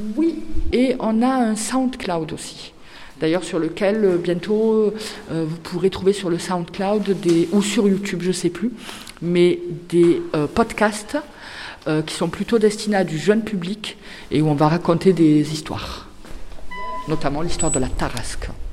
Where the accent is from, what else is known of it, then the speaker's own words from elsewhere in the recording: Arles, Provence-Alpes-Côte d'Azur, France; je suis née à Arles, j'ai vécu la majeure partie de ma vie à Arles, mais je suis aussi de culture euh, algérienne par mes parents